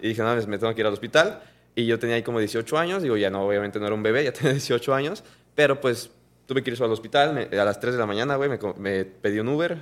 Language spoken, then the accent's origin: Spanish; Mexico; como mexicanos